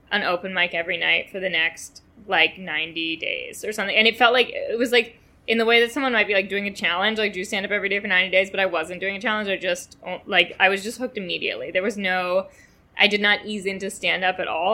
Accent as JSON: {"language": "English", "town": "New York City", "region": "New York", "country": "United States", "tie": "born or raised there", "said": "I grew up in Manhattan"}